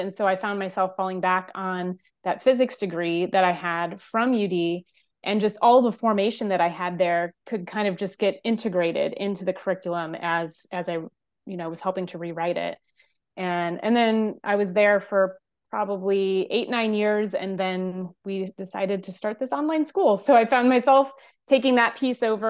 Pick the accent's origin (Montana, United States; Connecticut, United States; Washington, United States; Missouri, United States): Missouri, United States; St. Louis; moved away as an adult; I grew up in St. Louis.